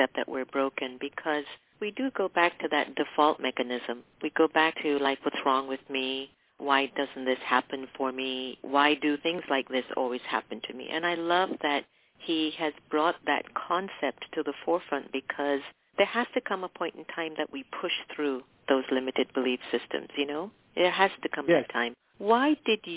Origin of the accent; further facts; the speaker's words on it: Mumbai, Maharashtra, India; born in Bombay, India, my hometown